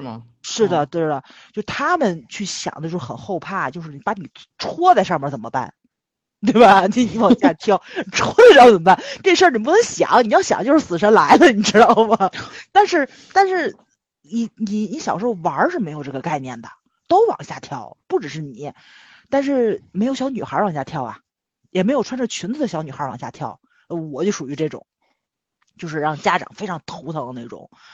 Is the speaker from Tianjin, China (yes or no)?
yes; Tianjin, China; accent: Tianjin dialect; 我们天津话